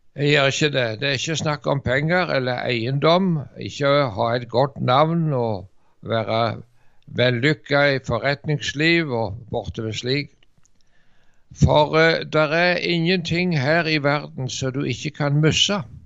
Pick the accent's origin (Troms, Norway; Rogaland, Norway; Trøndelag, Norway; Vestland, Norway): Rogaland, Norway; Varhaug; also born or lived in Dirdal; hjemme på Varhaug